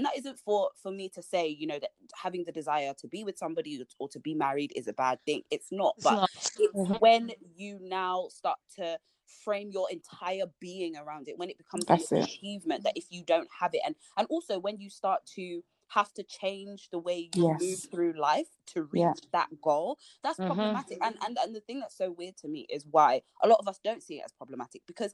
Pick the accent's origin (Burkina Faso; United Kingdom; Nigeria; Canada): Nigeria; moved away; we're both Nigerian, but we're just here